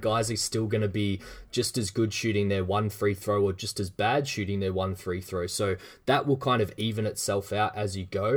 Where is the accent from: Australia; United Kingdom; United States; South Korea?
Australia; as an Australian